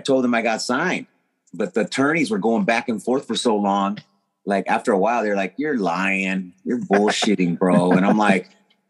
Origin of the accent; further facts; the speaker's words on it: San Diego, California, United States; Born and raised San Diego, Cali.